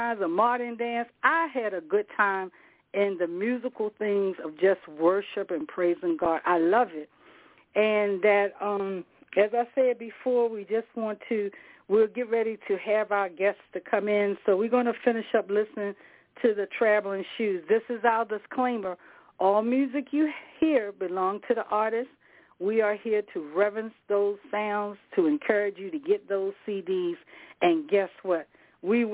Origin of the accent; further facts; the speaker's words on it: the South, United States; I'm from the South and that we are in the area where is that red mud